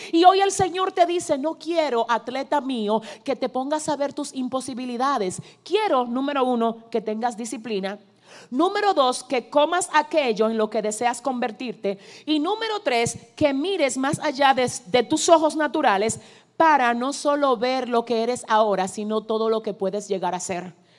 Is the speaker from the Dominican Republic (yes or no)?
yes; Cibao, Dominican Republic; vengo como dominicana cibaeña